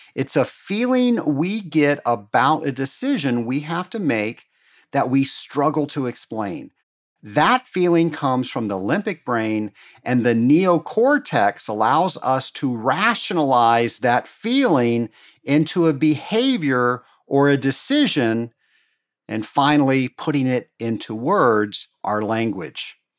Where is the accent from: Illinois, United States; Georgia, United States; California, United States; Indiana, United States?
Georgia, United States; Atlanta; my hometown here in Atlanta